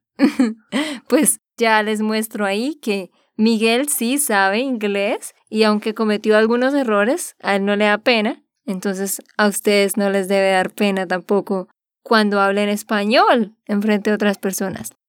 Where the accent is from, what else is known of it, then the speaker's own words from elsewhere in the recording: Santander, Colombia; de Santander, Colombia